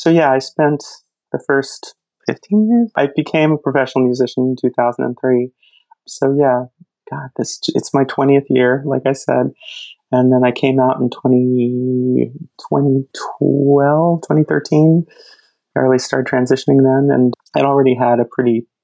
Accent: New Jersey, United States; I grew up in New Jersey

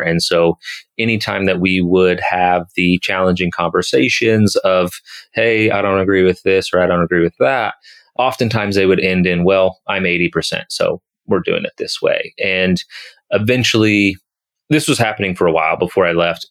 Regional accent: Kansas City, United States; moved away as an adult; also born or lived in Colorado; back in my home state, back in my home city of Kansas City

